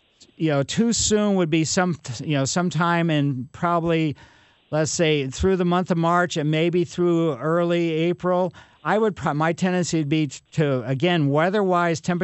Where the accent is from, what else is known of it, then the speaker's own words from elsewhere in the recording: Ellisville, Missouri, United States; I grew up in Maple Lane in Ellisville.